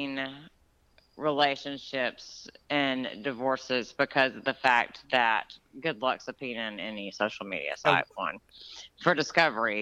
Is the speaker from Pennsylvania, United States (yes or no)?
no; Georgia, United States; my hometown where I grew up in Georgia